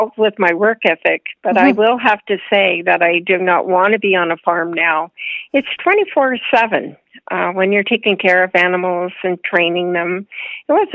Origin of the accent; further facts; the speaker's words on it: Windsor, Ontario, Canada; I grew up in outside of Windsor, Ontario, on a farm.